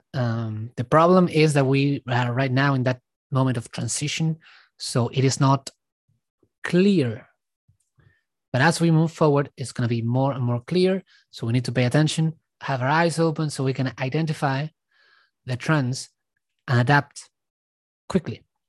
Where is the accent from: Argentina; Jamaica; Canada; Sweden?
Argentina; now in Australia; I was born in Argentina, I left, I'm living now in Australia